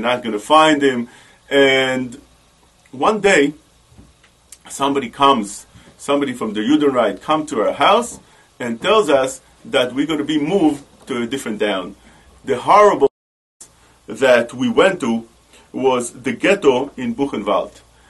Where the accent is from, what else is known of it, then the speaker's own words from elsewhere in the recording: Warsaw, Masovian Voivodeship, Poland; When I was a little kid, I was born in Warsaw, in Warsaw. And over there, in Warsaw, I was the comedian of the town.